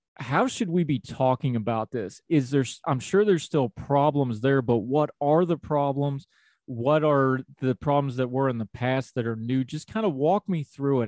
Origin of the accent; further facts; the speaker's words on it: West Virginia, United States; accent: Appalachian; also born or lived in western United States; I'm a hillbilly from West Virginia